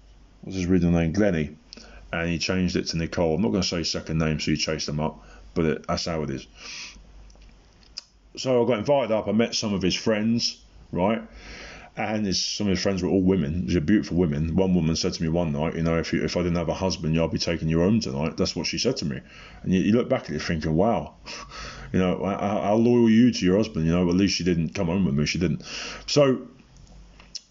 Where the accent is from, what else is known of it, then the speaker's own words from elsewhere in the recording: Portsmouth, South East England, United Kingdom; when I was in Portsmouth, my hometown